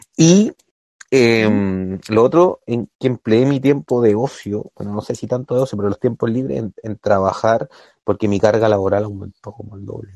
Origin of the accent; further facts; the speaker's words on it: Chile; nosotros como chilenos